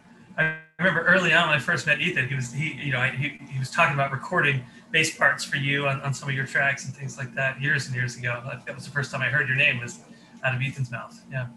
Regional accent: Baltimore, Maryland, United States; moved away as an adult; also born or lived in Phoenix, Arizona; I grew up in Baltimore, Maryland, went to college out there, and then right after college moved to Phoenix to play music, basically. So I moved to Phoenix in 03.

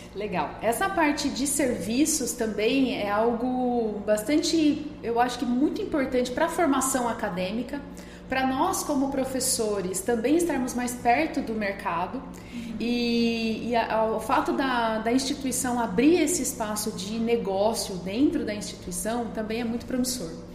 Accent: interior of São Paulo, Brazil; moved away as an adult; now in Lucas do Rio Verde, Brazil; lá na minha cidade natal, né, no interior de São Paulo

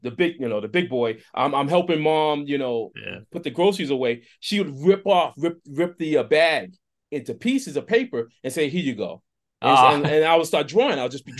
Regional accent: Boston, Massachusetts, United States; I grew up in Boston.

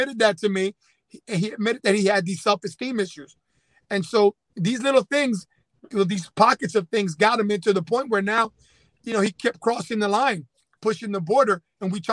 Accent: Camden, New Jersey, United States; we were both growing up in the Camden area

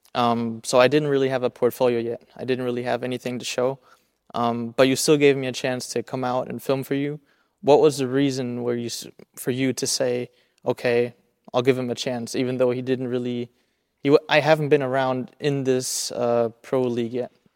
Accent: Germany; I grew up here on the German side

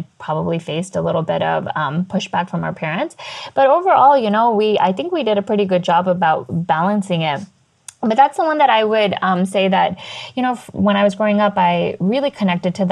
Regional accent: United States; being American born confused Daisy

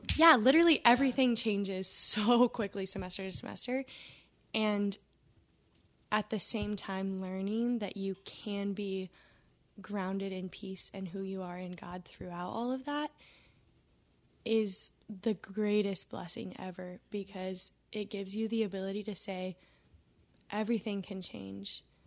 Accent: West Coast, United States; moved away as an adult; now in Tennessee, United States; I'm from the West Coast, um, and now I'm in Tennessee.

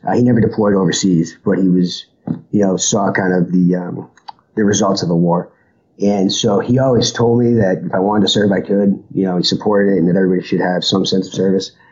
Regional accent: Boston, Massachusetts, United States; moved away; I was born in Boston, Massachusetts, which is uh, why I came back. You know, family is still here.

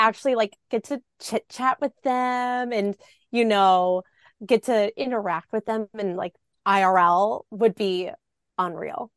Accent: Milwaukee, Wisconsin, United States; I grew up in the Milwaukee area

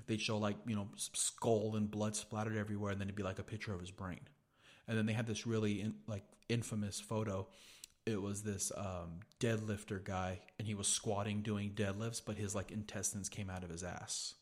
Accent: Gonzales, United States; we had a house in Gonzales, 'cause that's where I grew up in Gonzales.

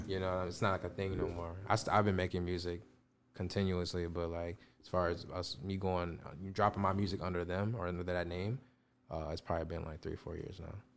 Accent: Chicago, Illinois, United States; I'm from the Chicago area

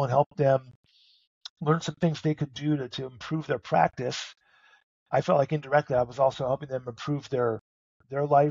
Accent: North Dakota, United States; moved away; I'm originally from North Dakota

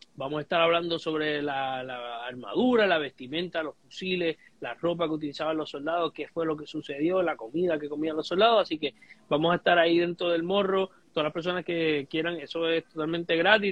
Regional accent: Puerto Rico

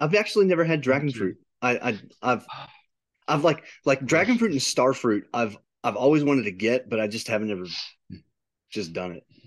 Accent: United States; I'm an I'm an American

